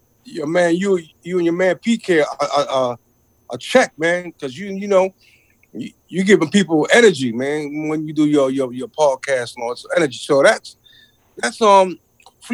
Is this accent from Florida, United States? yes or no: no; New York City, New York, United States; now in Toronto, Canada; I'm a Brooklyn kid